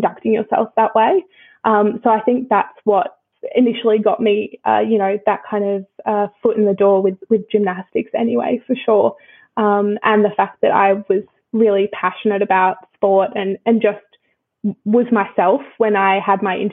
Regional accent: Brisbane, Queensland, Australia; moved away as an adult; also born or lived in United Kingdom; now in Melbourne, Australia; I grew up in Brisbane

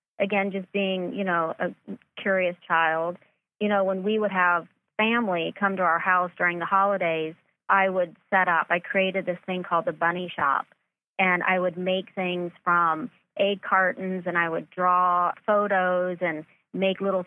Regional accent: Myrtle Beach, South Carolina, United States; now in Los Angeles, United States; I grew up in Myrtle Beach, South Carolina.

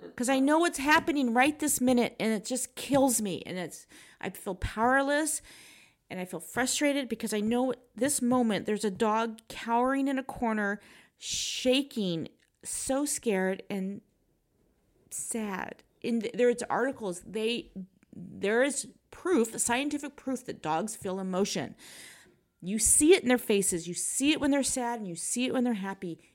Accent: United States; I'm American

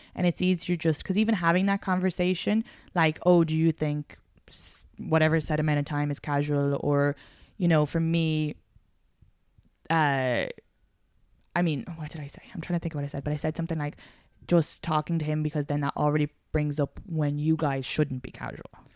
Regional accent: Ireland; moved away; I'm a Irish woman

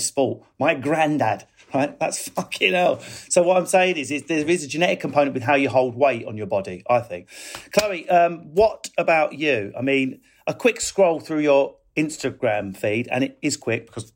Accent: Essex, East of England, United Kingdom; I'm from Essex myself

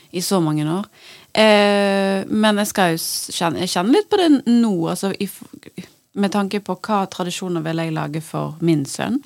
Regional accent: Bergen, Vestland, Norway; som bergenser

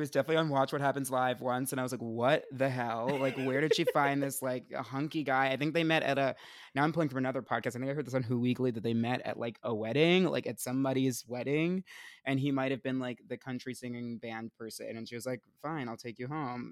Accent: Essex County, New Jersey, United States; I'm from, uh, Essex County

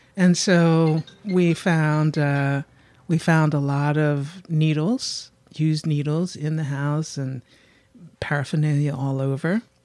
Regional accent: Philadelphia, Pennsylvania, United States; I'm from Germantown, Mount Airy

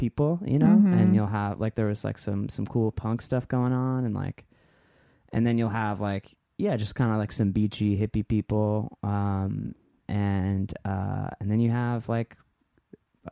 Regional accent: Orange County, California, United States; moved away as an adult; now in Los Angeles, United States; I'm from Orange County

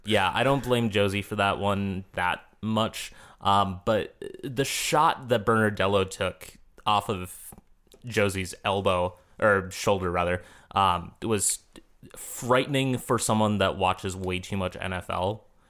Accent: Minnesota, United States; I'm a Minnesotan

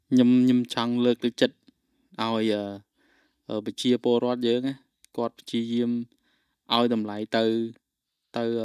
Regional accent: Cambodia

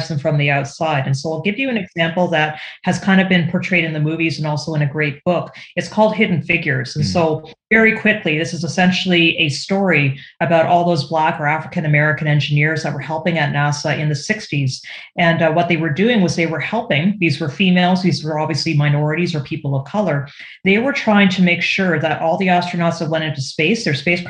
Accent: Canada; up here in Canada, I'm Canadian

